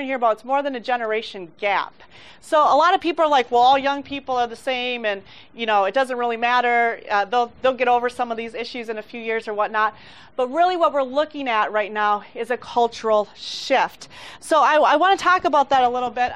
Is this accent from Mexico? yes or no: yes; Mexico; I grew up in Mexico